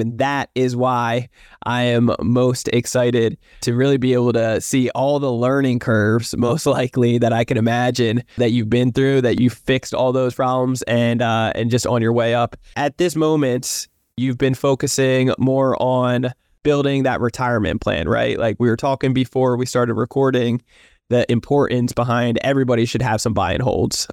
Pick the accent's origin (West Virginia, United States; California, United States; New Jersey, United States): New Jersey, United States; I grew up in New Jersey, South Jersey